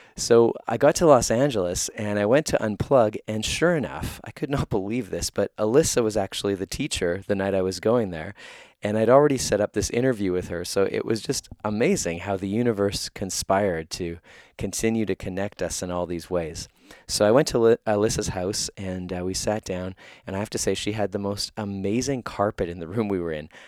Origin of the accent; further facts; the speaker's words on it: Winnipeg, Manitoba, Canada; my hometown of Winnipeg, where I live right now